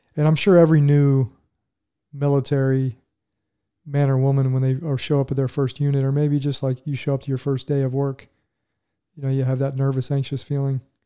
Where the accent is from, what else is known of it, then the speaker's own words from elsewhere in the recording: Huber Heights, Ohio, United States; moved away as an adult; also born or lived in Dayton, Ohio; I grew up in Huber Heights, Ohio, which is just on the, a little suburb on the outskirts